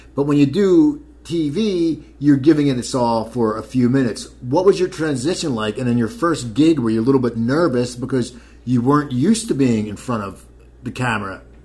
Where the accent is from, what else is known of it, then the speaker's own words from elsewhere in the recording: Cherry Hill, New Jersey, United States; now in Los Angeles, United States; my hometown, Cherry Hill, New Jersey